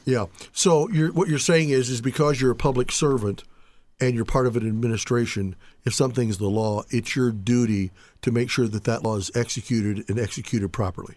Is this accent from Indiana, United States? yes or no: yes; Indianapolis, Indiana, United States; I grew up in Indianapolis